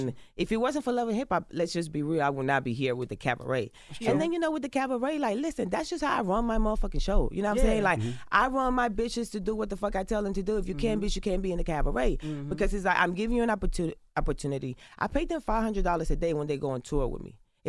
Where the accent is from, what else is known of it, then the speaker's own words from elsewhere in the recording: Carolina, Puerto Rico; I grew up in Puerto Rico. I grew up in Carolina, in Las Esmeraldas, en el Caserío. I grew up in the ghetto, in the hood, in the trenches.